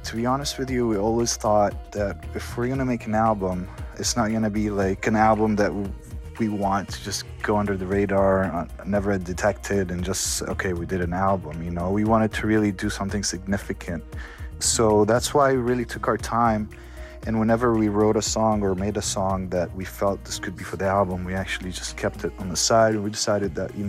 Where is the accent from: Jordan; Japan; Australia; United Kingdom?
Jordan; Amman, Amman Governorate; I'm from Jordan, from Amman, Jordan. I was born there.